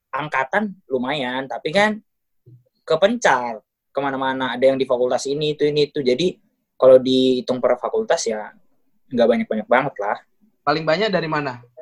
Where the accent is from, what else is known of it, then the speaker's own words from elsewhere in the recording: Sumatra, Indonesia; jadi uh, penjelasan aja kalau aku nih orang Sumatera yang tipikalnya pertama keras